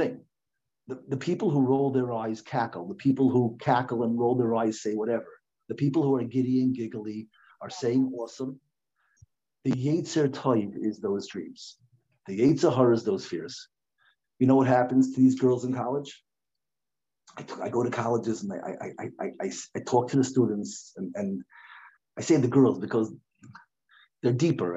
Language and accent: English; United States; now in Lakewood, United States; I grew up in Washington